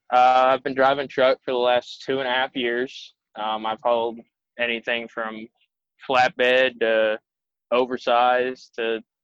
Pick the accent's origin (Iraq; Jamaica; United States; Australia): United States; Fort Riley, Kansas; also born or lived in Alaska / Texas / Virginia; now in Arizona, United States; I grew up around Fort Riley, Kansas. Okay. My dad was Army, so we moved around a lot. So, I spent 6 years in Alaska, 2 years in Texas, a year in Virginia, and I've been in Kansas for about 14 years